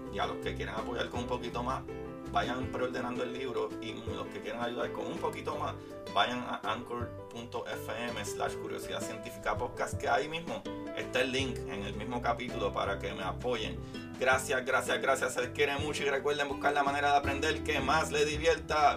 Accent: Puerto Rico; yo soy puertorriqueño y somos latinos

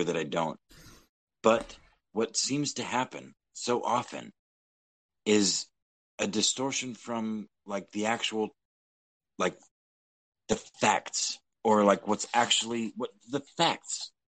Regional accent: Texas, United States; moved away; Texas, my home state

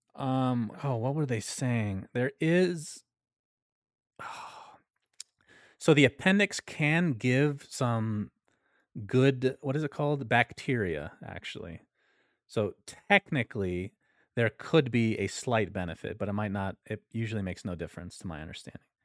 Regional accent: United States; I'm American

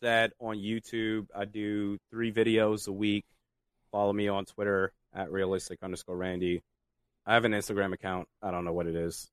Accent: Washington, District of Columbia, United States; I grew up in the Washington DC metropolitan area.

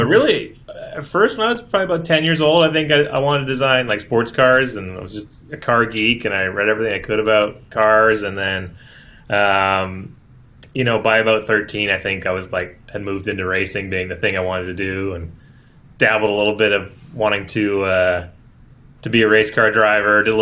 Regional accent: Toronto, Ontario, Canada; I grew up in Toronto, in the beaches.

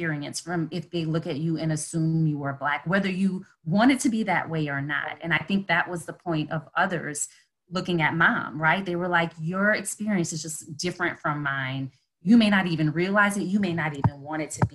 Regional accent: New Orleans, Louisiana, United States; I grew up in New Orleans

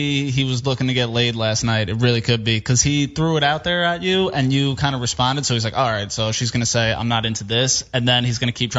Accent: Long Island, New York, United States; also born or lived in Rhode Island; now in Los Angeles, United States; I'm from Long Island.

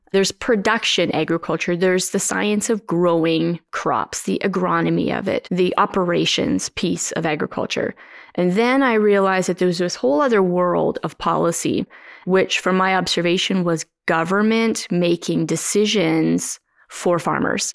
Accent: Mossbank, Saskatchewan, Canada; Both Dave and I grew up in the Moss Bank area

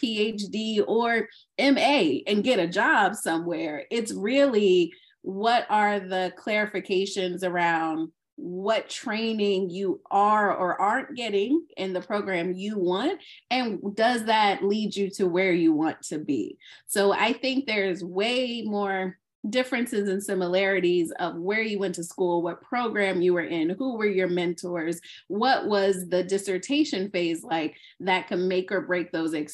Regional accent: Alexandria, Virginia, United States; moved away as an adult; now in Southern California, United States; I am originally from Alexandria, Virginia

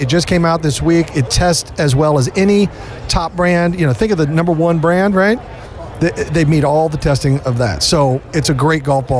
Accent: Kansas City, Missouri, United States; I was born and raised in Kansas City.

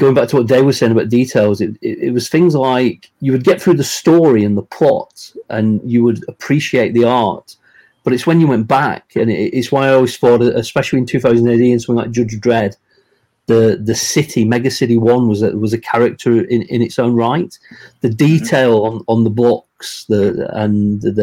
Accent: England, United Kingdom; I grew up here in England

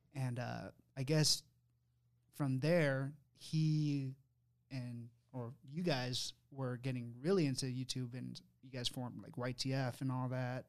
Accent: Sacramento, California, United States; me, Will, Dana, we're from Sacramento, California

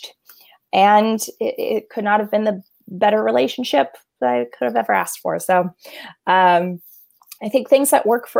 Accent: Los Angeles, California, United States; born and raised in Los Angeles, California

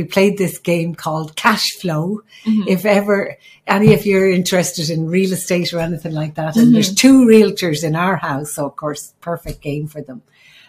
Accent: Ireland; moved away; I'm the Irish midwife.

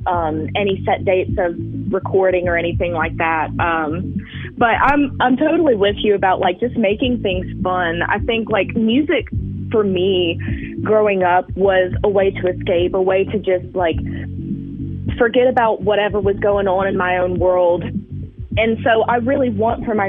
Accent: Alberta, Alabama, United States; moved away as an adult; now in Florence, United States; I am from Alberta, Alabama. It's close to Gulf Shores, but I've been in Florence for almost 4 years now.

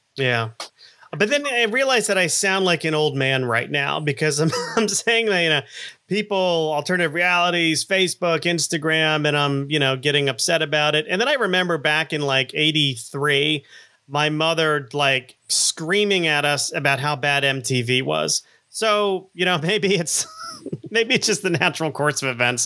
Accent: South Florida, United States; I grew up in in South Florida in um, you know, the 70s and 80s

